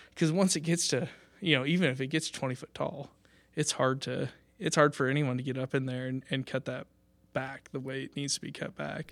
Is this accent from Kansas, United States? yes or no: yes; Washington, Kansas, United States; I'm from the area. I'm up from Washington, uh, Kansas, so just about an hour north of here.